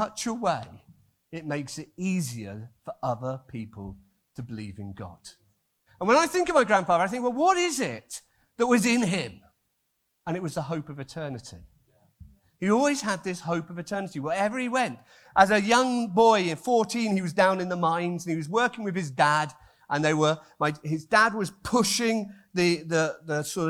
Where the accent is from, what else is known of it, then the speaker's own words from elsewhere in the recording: Wales, United Kingdom; I'm Welsh